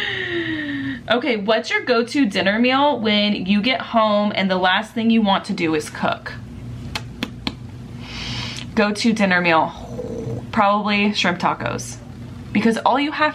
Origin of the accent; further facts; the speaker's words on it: Southern California, United States; I'm from Southern California